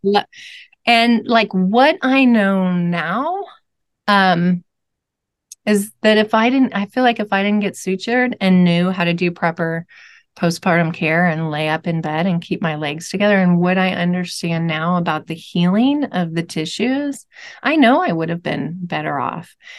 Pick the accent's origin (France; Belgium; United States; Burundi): United States; Louisville, Kentucky; I'm from Louisville, Kentucky.